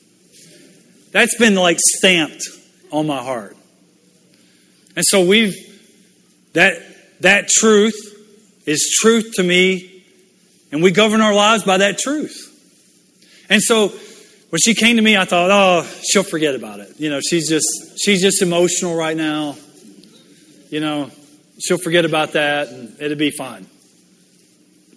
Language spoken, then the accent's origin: English; Louisiana, United States; moved away as an adult; also born or lived in Mississippi / Michigan; I grew up in Louisiana, born in Mississippi.